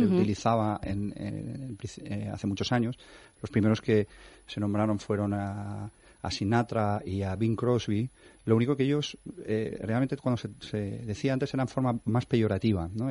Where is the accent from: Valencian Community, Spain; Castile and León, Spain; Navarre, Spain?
Valencian Community, Spain; Valencia; moved away as an adult; now in Madrid, Spain; yo soy valenciano, mm. y, me vine a Madrid hace como cuatro años